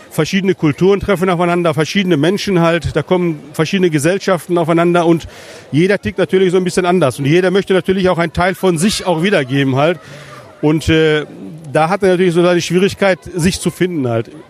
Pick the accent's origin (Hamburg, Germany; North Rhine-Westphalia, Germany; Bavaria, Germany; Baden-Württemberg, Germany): North Rhine-Westphalia, Germany; Herne; mich, äh, also meine Heimat, Geburtsort. Äh, ich habe hier viele Wurzeln, halt, meine ganze Familie. Wir sind hier gesamt äh, alle zusammen hier aufgewachsen.